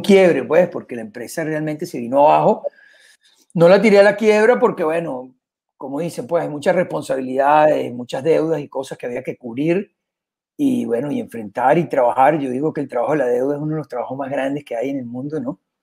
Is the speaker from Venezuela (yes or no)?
yes; Venezuela; moved away as an adult; also born or lived in Panama / Costa Rica / Miami, United States / Vienna, Austria; now in Spain; soy venezolano con mucho orgullo. crecí como con agencia en Venezuela